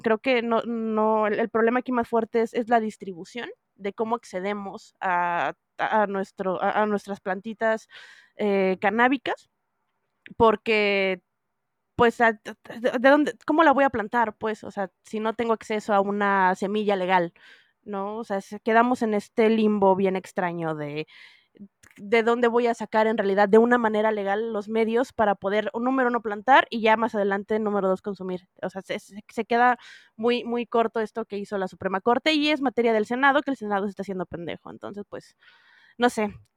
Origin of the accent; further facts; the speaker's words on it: northern Mexico, Mexico; now in Mexico City, Mexico; yo así empersinada del norte